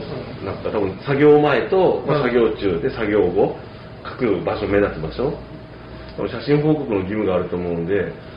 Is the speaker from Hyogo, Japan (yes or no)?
yes; Himeji, Hyogo, Japan; 姫路から来た男